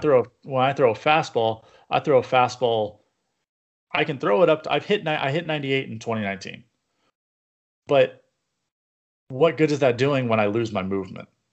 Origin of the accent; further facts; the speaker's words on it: Yorba Linda, California, United States; I grew up in Yorba Linda